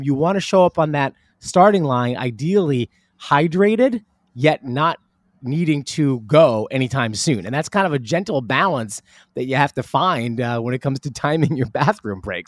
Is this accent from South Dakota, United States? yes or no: no; Northern New Jersey, United States; moved away as an adult; also born or lived in Manhattan, New York / Riverdale, Bronx, New York; now in Westport, Connecticut, United States; moved to Northern New Jersey when I was very young, and lived in New Jersey f, till about, well, for my whole, my entire childhood